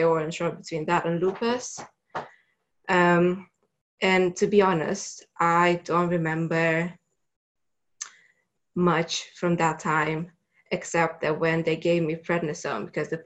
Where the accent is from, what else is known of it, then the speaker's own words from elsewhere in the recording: Romania; moved away as an adult; I'm originally from Romania